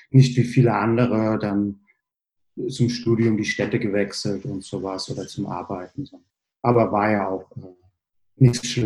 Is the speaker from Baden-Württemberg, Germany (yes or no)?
no; Bingen, Rhineland-Palatinate, Germany; ich komme grundsätzlich aus der Nähe, wo ihr auch her seid, quasi nicht aus Hessen, sondern aus Rheinland-Pfalz. Bin äh, in Bingen zur Schule gegangen